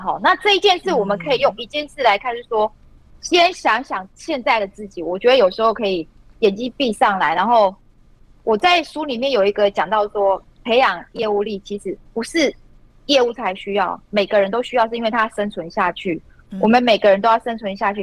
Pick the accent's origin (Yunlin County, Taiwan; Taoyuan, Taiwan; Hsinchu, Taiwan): Yunlin County, Taiwan; also born or lived in Wales, United Kingdom; 我也是云林县的，我们班会讲闽南语